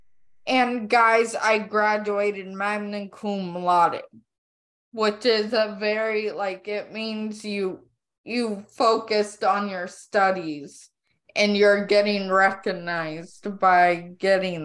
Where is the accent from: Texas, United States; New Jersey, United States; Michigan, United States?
Texas, United States; I am from Texas